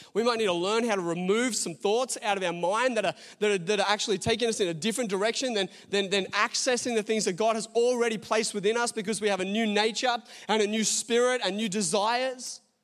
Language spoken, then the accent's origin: English; Australia; I'm an Australian citizen, got an Australian passport